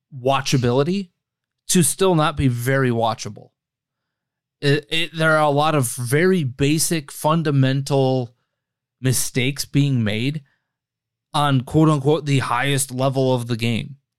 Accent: United States; I'm also an American

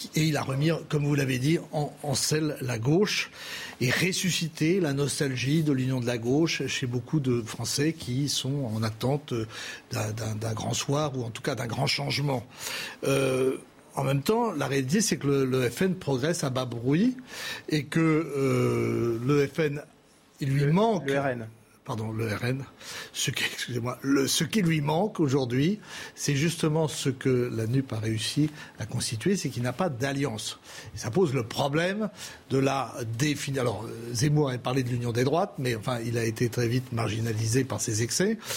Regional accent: Brittany, France; chez moi, en Bretagne

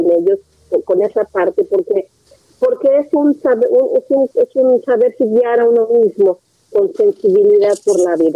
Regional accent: Nuevo León, Mexico; yo soy de Nuevo León

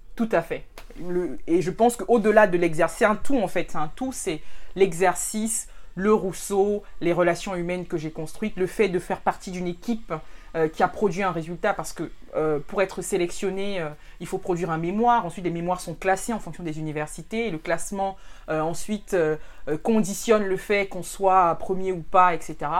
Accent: Cameroon; moved away as an adult; also born or lived in France; je suis camerounaise euh, d'origine euh, et aussi de nationalité

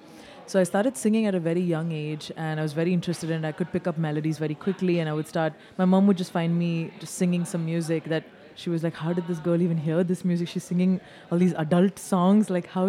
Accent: Dubai, United Arab Emirates; moved away as an adult; also born or lived in India; I grew up in Dubai, had 17 years of high school in Dubai, and then went to India to do my first college

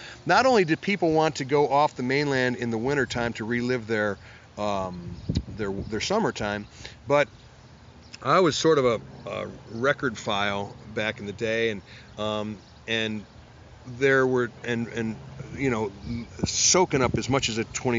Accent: Cleveland, Ohio, United States; But I came from Cleveland, Ohio, you know, and I was trained in the flats, man.

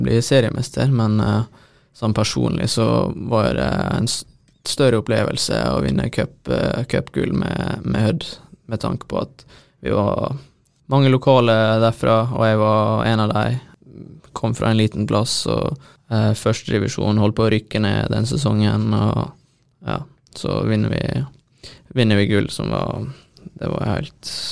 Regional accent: Hareid, Møre og Romsdal, Norway; en kjenning fra der jeg er fra

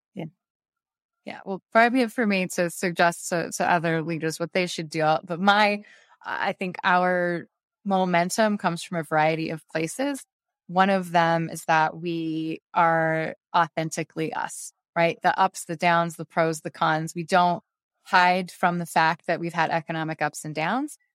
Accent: Beaverton, Oregon, United States; moved away as an adult; also born or lived in Japan; now in Scranton, United States; I am from Beaverton, Oregon

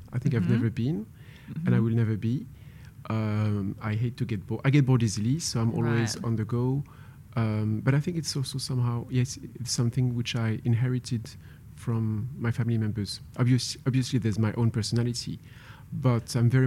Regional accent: France; moved away as an adult; also born or lived in Paris, France / Hong Kong; I was born in Paris, but I grew up in a very small village in the middle of the countryside.

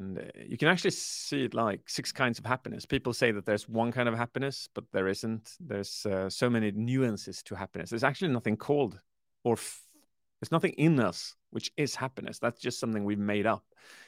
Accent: Sweden; Yes, I launched it on the 8th of November last year in Sweden, where I come from, I'm British, half Swedish

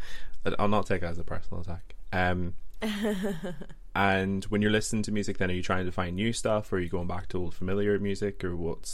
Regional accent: Ireland; You know, as an Irishman, it was a bit of an educational experience, being taught a little bit about Irish folk from someone at the opposite end of the world.

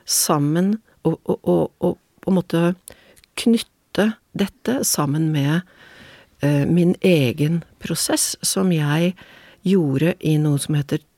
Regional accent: Oslo, Norway; moved away as an adult; now in Venice, Italy; Min mor er italiensk, er italiensk men jeg er oppvokst

